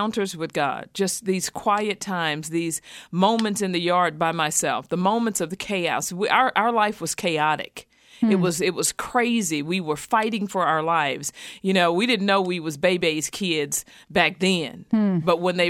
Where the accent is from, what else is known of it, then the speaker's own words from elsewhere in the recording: Houston, Texas, United States; How I grew up. I was born in Houston, Texas.